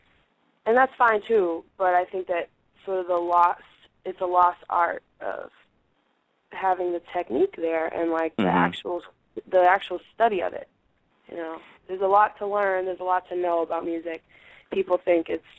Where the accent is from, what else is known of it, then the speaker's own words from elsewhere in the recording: Boston, Massachusetts, United States; I grew up in Boston, in a part of Boston called Dorchester, in a part of Dorchester called Upham's Corner